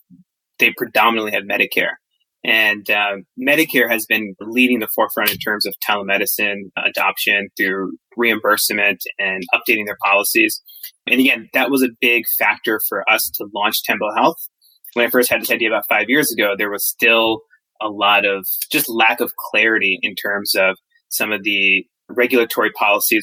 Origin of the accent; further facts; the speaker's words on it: Michigan, United States; moved away as an adult; also born or lived in New York / Boston; I grew up in Michigan and have been in the Northeast, New York, Boston for the past decade or so.